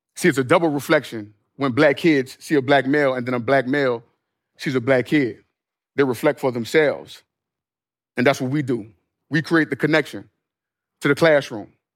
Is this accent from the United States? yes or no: yes; New Orleans, Louisiana, United States; my hometown of New Orleans